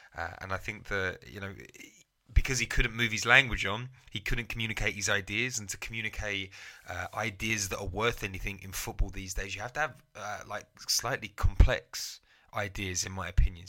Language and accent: English; England, United Kingdom; I'm, I'm English